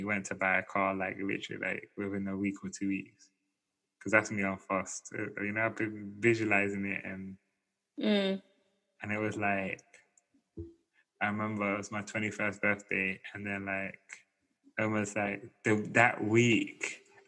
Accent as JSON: {"language": "English", "region": "London", "country": "United Kingdom", "said": "being a Londoner"}